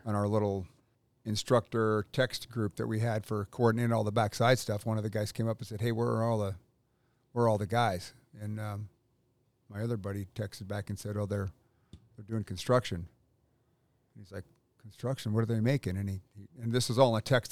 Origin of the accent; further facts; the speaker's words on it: Pacific Northwest, United States; moved away as an adult; now in North Carolina, United States; I grew up in the Northwest, went in the Army in eighty-four